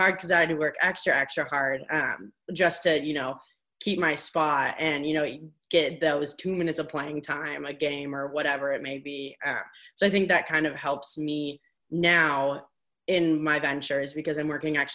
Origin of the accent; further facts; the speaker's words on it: Bloomington, Indiana, United States; moved away as an adult; also born or lived in Evanston, Illinois; growing up in Bloomington, Indiana, and being around IU athletics